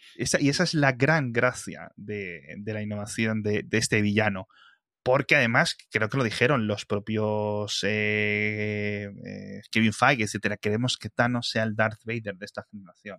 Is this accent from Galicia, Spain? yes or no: no; Bembibre or Ponferrada, Castile and León, Spain; moved away; de donde yo vengo. Y no estoy diciendo en mi pueblo de 50 habitantes, estoy hablando de Benvibre o Ponferrada